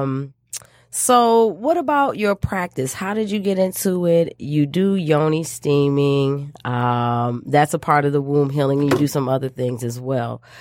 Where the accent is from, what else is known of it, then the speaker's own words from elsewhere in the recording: Michigan, United States; back to my home state of Michigan, where I was born and raised.